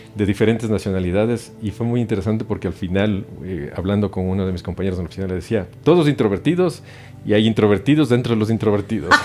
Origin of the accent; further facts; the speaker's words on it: Ecuador; moved away as an adult; also born or lived in Europe; now in Mexico; yo soy ecuatoriano de nacimiento, hice mi carrera allá, hice mis estudios allá